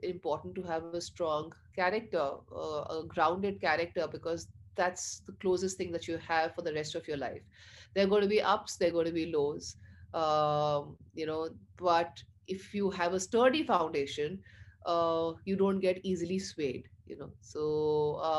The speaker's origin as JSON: {"language": "English", "region": "Chandigarh", "country": "India", "tie": "born or raised there", "said": "I was brought up in Chandigarh"}